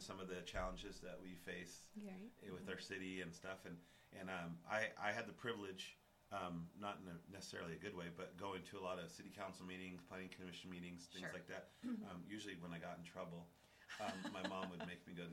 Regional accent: Cheyenne, Wyoming, United States; I was born and raised here

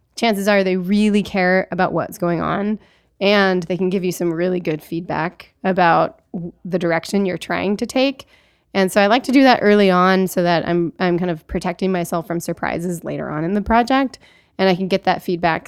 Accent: Alaska, United States; I grew up in Alaska, and so I, I grew up with skis attached to my feet

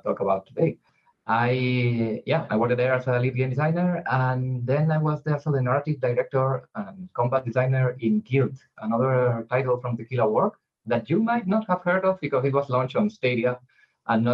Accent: Spain; we are from Spain

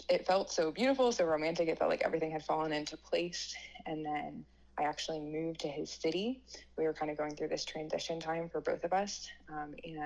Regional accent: Connecticut, United States; moved away as an adult; also born or lived in Ohio / Cincinnati, Ohio; now in Kansas, United States; I grew up in Connecticut in the Northeast there.

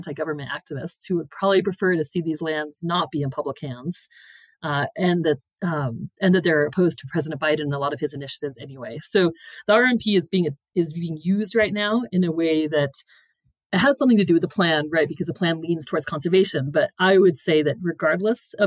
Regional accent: Green River, Wyoming, United States; It's where I grew up in Green River, Wyoming

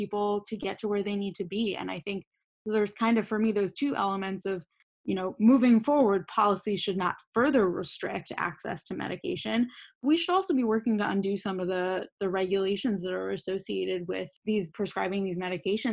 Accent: Boston, Massachusetts, United States; I'm from Boston

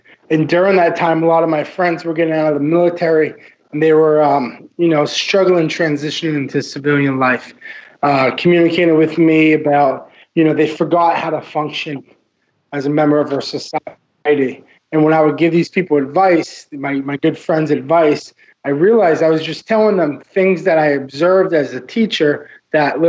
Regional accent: Massachusetts, United States; moved away as an adult; also born or lived in Vermont; now in Miami, United States; My story begins in Massachusetts, where I went to high school and lived in small town New England

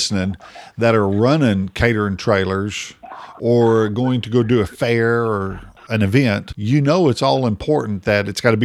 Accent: Oklahoma, United States; We're from Oklahoma, right here, center of the United States

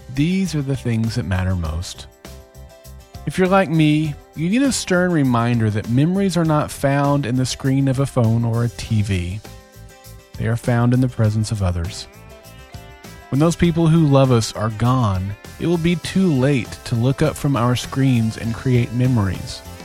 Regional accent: Oklahoma, United States; my home state of Oklahoma

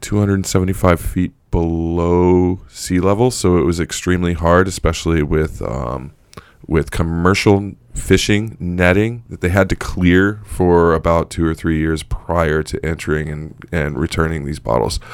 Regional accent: United States; as an American

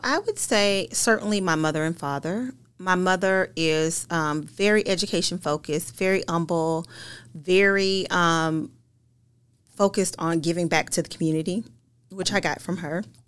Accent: Paducah, Kentucky, United States; I grew up in Paducah, Kentucky, a small town in Western Kentucky

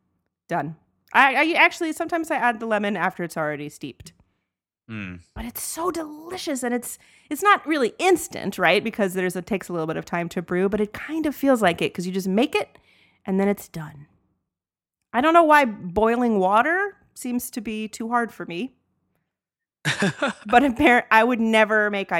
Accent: Atlanta, Georgia, United States; we grew up in Atlanta where it's very warm and everyone drinks tea.

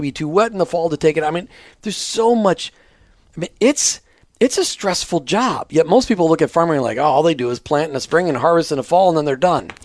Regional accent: Minnesota, United States; growing up in Minnesota

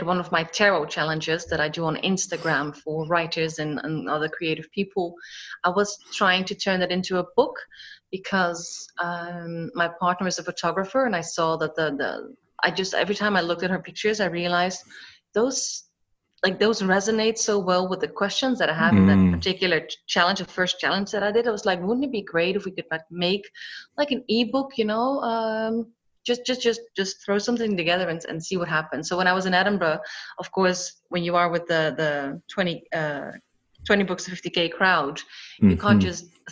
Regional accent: Netherlands; now in Cyprus; I was born and raised in the Netherlands by a Dutch mother and a Scottish father. I currently live in Cyprus

